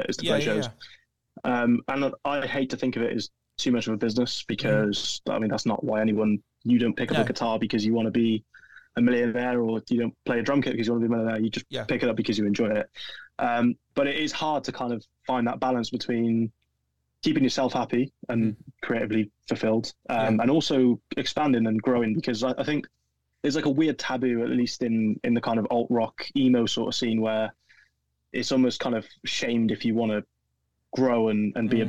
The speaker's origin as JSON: {"language": "English", "area": "Welsh", "region": "Wales", "country": "United Kingdom", "said": "being Welsh"}